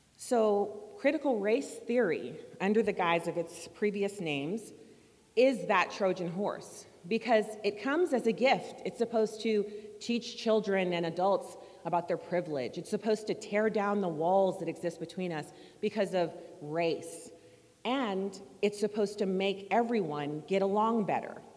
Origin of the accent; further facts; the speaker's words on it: Germany; now in United States; I grew up in Germany